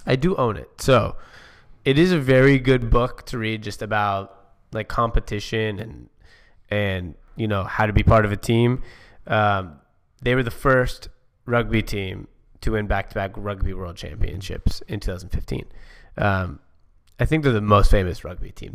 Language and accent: English; Seattle, Washington, United States; I'm from Seattle